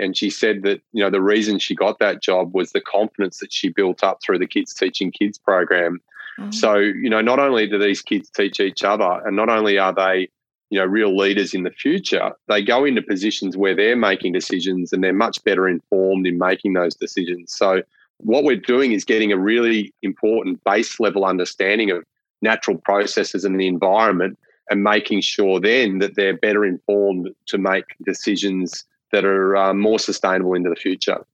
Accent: northwest Victoria, Australia; growing up in northwest Victoria

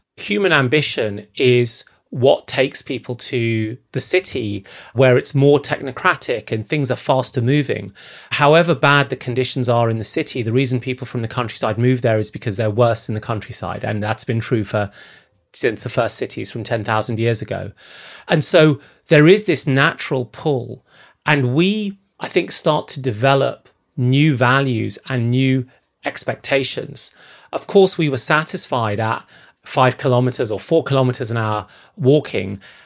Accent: Zambia; moved away; I grew up in Zambia, in sub-Saharan Africa

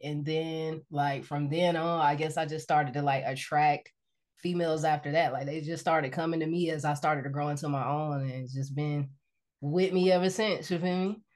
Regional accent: Decatur, Georgia, United States; moved away as an adult; now in Los Angeles, United States; I'm from Decatur, Georgia

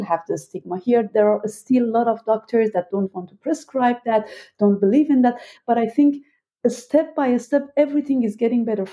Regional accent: Iran; now in Berlin, Germany; I was born and raised in Iran

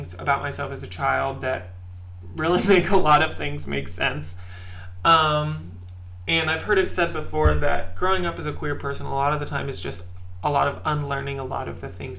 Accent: Midwest, United States; I grew up in the Midwest in a very religious household.

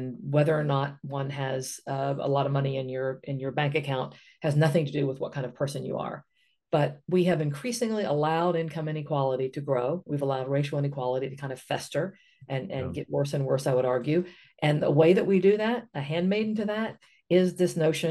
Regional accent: West Virginia, United States; I come from West Virginia.

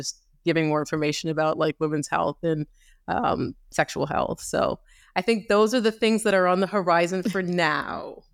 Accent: Canada; I grew up in Canada.

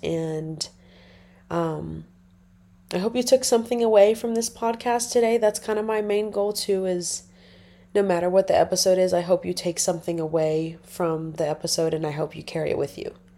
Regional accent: Nebraska, United States; moved away; I'm originally from Nebraska

